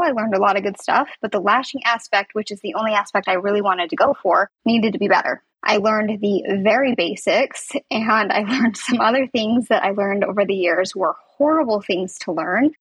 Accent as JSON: {"language": "English", "region": "Southern Utah", "country": "United States", "also_born_or_lived": "Salt Lake City, Utah", "said": "I'm from Southern Utah, which is where I was last year as well"}